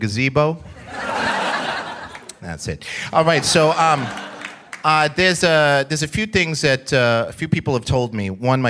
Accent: New York City, New York, United States; I come from New York.

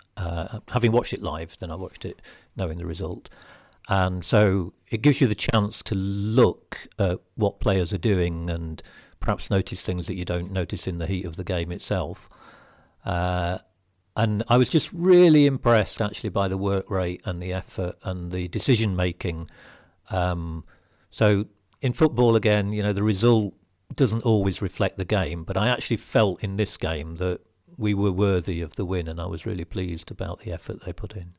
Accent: Lincolnshire, East Midlands, United Kingdom; I was born and brought up in Lincolnshire

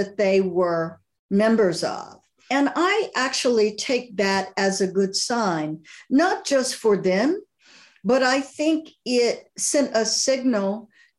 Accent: Alabama, United States; I grew up Baptist in Alabama

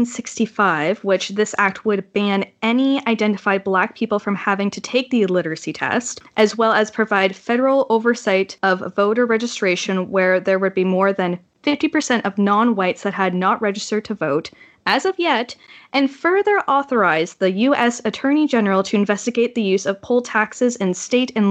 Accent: Canada; As a Canadian

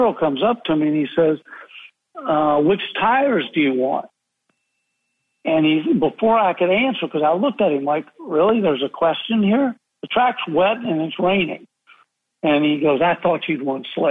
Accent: United States; I'm half American

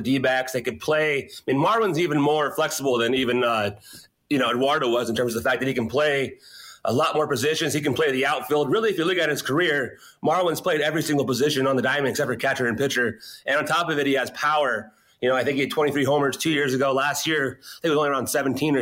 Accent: California, United States; moved away as an adult; now in Minneapolis, United States; as a Californian

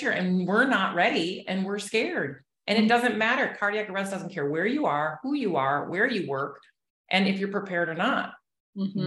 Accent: Chicago, Illinois, United States; now in Southwest Florida, United States; I'm actually from Chicago originally, but I've been in Florida for 30 plus years.

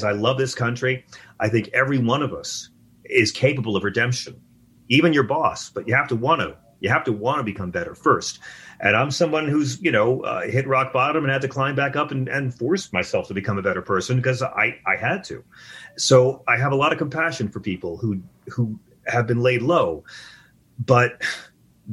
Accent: Long Island, New York, United States; I'm from Long Island

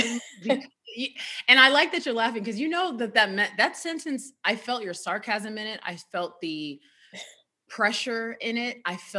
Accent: United States; Better for me, I'm a Nigerian American.

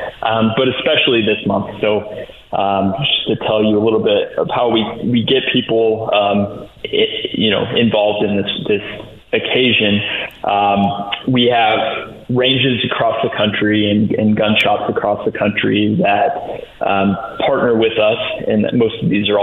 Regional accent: Indiana, United States; moved away as an adult; It's great to be back in the Hoosier state

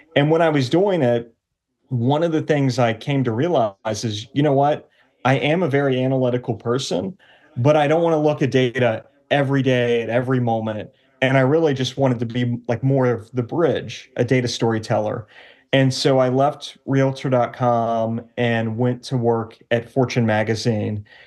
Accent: Cincinnati, Ohio, United States; moved away as an adult; also born or lived in New York; my wife and I, who we are both from the Cincinnati area family-wise

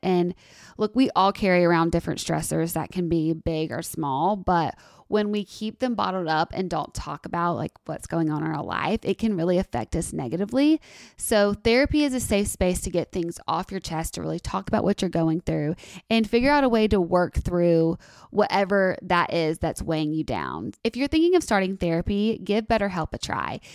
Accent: Tuscaloosa, Alabama, United States; moved away; I love being from Tuscaloosa

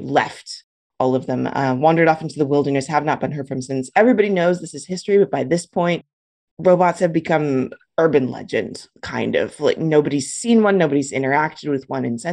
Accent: Los Angeles, California, United States; moved away as an adult; also born or lived in San Francisco; now in Humboldt County, United States; I grew up in Los Angeles. I was, born and bred there

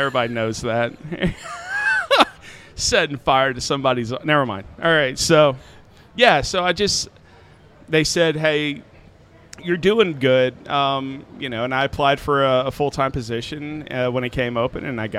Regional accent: Middle Tennessee, United States; moved away as an adult; also born or lived in St. Louis; I was never planning on leaving Middle Tennessee.

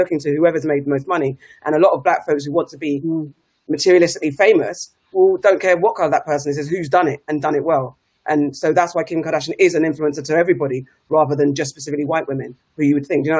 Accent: United Kingdom

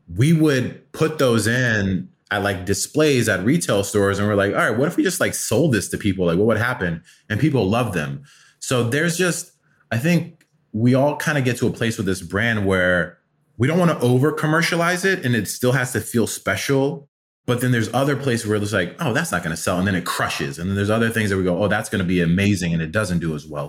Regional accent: Atlanta, Georgia, United States; also born or lived in Afghanistan; Uh, we were refugees to America when I was five, so I grew up in Atlanta

